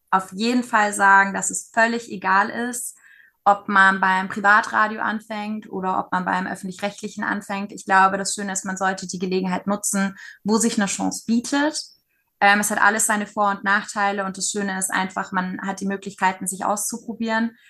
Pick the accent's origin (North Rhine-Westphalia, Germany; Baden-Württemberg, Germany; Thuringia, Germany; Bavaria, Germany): Bavaria, Germany; Nuremberg; moved away as an adult; also born or lived in Berlin; Klar, war und ist auch meine Heimat